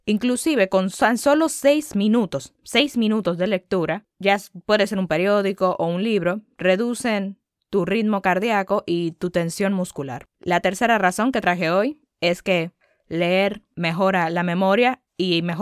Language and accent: Spanish; Dominican Republic; sí, soy dominicana, pero obviamente no hablo como una dominicana